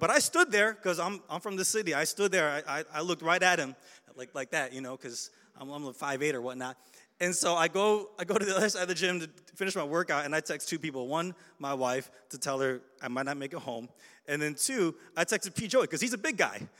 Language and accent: English; Chicago, Illinois, United States; I'm from Chicago